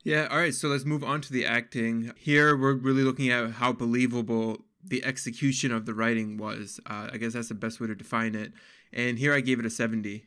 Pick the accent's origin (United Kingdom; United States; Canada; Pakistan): Pakistan; I'm actually Pakistani